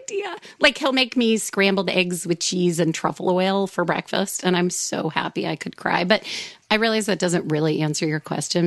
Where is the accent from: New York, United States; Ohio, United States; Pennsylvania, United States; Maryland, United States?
New York, United States; I grew up in New York